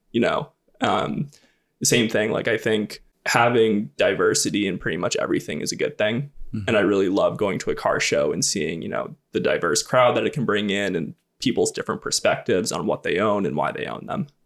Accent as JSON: {"language": "English", "region": "New Hampshire", "country": "United States", "tie": "born or raised there", "said": "I grew up in New Hampshire"}